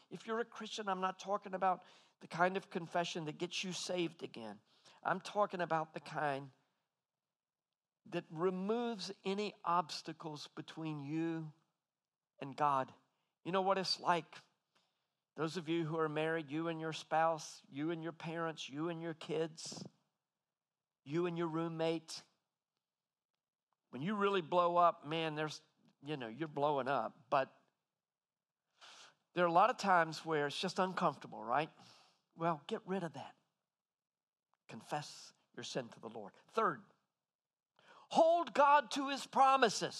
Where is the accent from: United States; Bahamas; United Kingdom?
United States; American men don't usually say things are lovely, but I'm half Aussie now